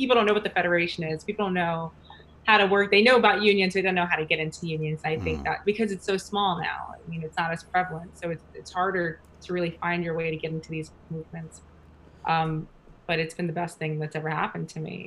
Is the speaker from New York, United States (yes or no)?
yes; New York, United States; moved away as an adult; now in Oakland, United States; I'm from New York, born and raised.